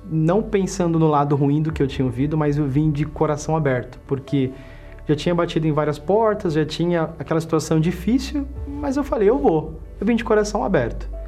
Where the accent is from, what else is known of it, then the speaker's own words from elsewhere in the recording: São Paulo, Brazil; tenho 38 anos, sou bancário e empresário. Eu nasci aqui em São Paulo mesmo.